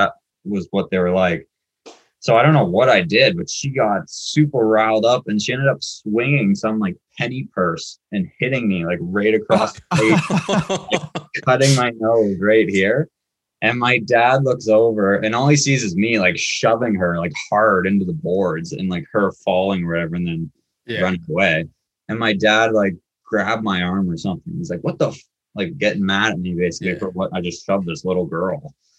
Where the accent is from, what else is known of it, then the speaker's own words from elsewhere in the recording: Curtis, Ontario, Canada; I'm from Curtis.